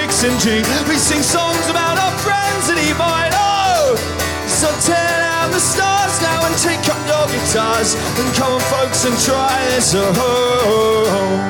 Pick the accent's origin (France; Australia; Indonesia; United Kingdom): United Kingdom; Winchester, South East England; I come from Winchester.